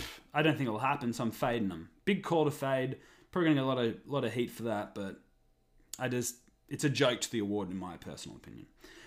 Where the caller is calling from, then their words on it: Vancouver, British Columbia, Canada; I will tell everyone I'm recording this from Canuck Heartland, Vancouver, BC, Canada.